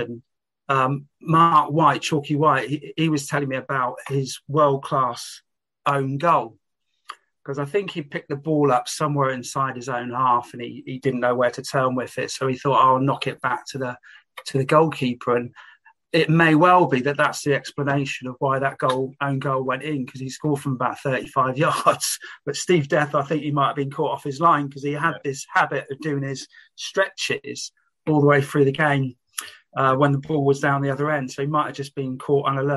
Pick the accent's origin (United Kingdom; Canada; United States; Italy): United Kingdom; Reading, South East England; I was brought up on Wantage Road, which was in the shadows of the floodlight of Elm Park